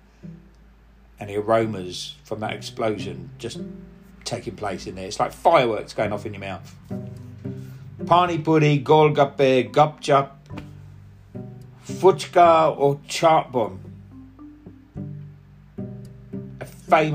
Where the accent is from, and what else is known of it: Cockney, London, United Kingdom; accent: Cockney; first language Punjabi; also born or lived in Eastbourne